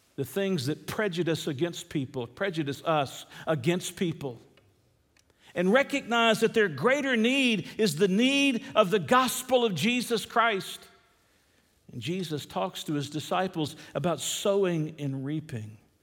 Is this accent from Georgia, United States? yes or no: yes; Atlanta, Georgia, United States; I'm a city boy. I grew up in Atlanta, Georgia.